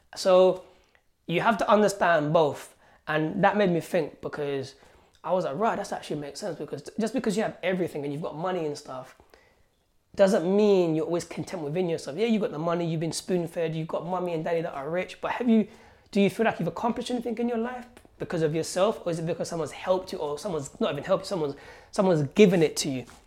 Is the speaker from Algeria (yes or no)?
yes; Algeria; now in London, United Kingdom; I was born in Algeria where I had nothing. So when I came here, man, when I came here to London